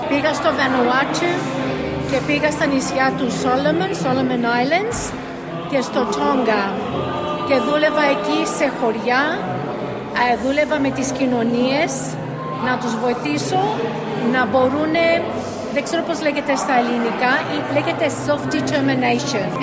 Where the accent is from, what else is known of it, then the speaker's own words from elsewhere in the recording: Sydney, New South Wales, Australia; also born or lived in Athens, Greece; Ήρθα εδώ όταν ήμουν 5,5 χρονών, το 67, και μεγάλωσα στο Σίδνεϊ στο ίδιο σπίτι στο Marrickville που εσείς εδώ στη Μελβούρνη είναι παρόμοιο με το Όκλι που ήταν όλη η ελληνική κοινωνία των μεταναστών.